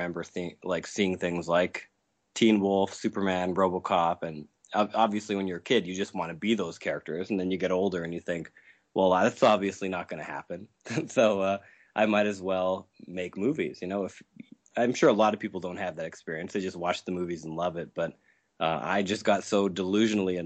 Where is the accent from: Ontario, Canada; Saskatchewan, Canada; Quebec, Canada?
Saskatchewan, Canada; I'm from Saskatchewan in Canada